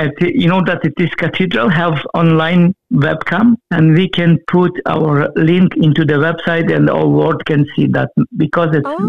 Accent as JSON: {"language": "English", "country": "Ukraine", "second_language": "English", "moved": "as an adult", "lives_now": "Cavan, Ireland", "said": "I live in Cavan for more than 22 years. I'm originally from Ukraine. I came here a long time ago for learn English and then stay here for a longer time."}